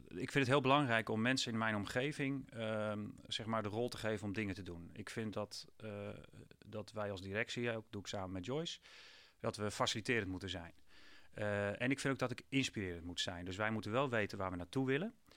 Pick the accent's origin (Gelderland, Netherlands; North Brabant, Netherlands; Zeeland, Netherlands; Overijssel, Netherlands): Gelderland, Netherlands; Putten; ik ben zelf opgegroeid in Putten bij een boerderijschooltje Hoef